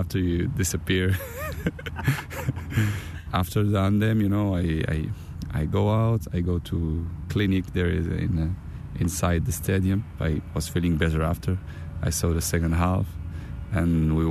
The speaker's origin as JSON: {"language": "English", "country": "Canada", "tie": "born or raised there", "second_language": "English", "moved": "yes", "lives_now": "Spain", "said": "I was born in Canada."}